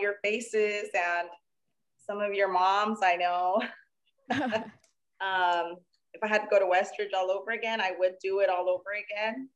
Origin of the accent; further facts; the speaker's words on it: Los Angeles, California, United States; I grew up in segregated Los Angeles in the 80s